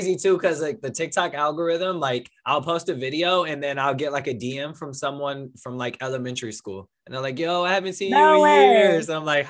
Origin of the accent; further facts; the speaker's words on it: California, United States; I'm from California